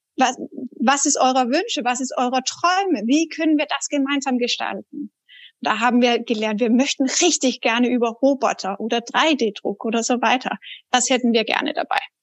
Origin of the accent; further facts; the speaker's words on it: Denmark; German is a second language; now in Germany; als Dänin. Ich bin auch Ausländer in Deutschland